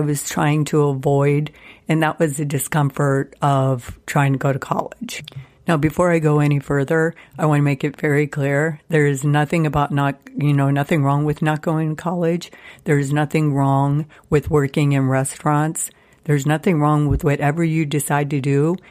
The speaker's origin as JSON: {"language": "English", "town": "Youngstown", "region": "Ohio", "country": "United States", "tie": "born or raised there", "also_born_or_lived": "Seattle, Washington / Columbus, Ohio", "moved": "as an adult", "said": "my hometown of Youngstown, Ohio"}